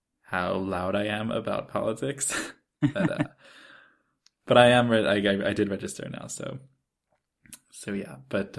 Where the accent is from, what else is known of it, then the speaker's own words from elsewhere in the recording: Israel; my whole life in Israel, people have been saying that I'm American, and when I go to America, people say I'm Israeli